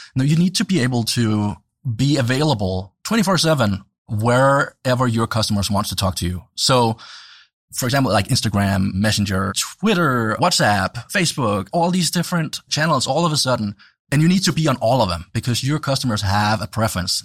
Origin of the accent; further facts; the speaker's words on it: Denmark; growing up in Denmark